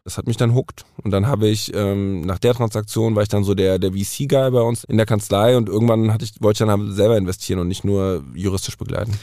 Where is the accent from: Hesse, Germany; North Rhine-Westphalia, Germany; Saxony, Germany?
Hesse, Germany; Frankfurt; ich bin Frankfurter Bub